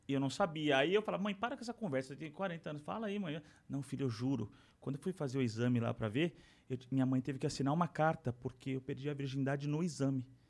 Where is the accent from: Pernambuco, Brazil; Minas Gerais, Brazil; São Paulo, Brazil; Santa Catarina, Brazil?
São Paulo, Brazil; Aí nasci em São Paulo, né? E fui criado pela família do meu, do meu, do meu pai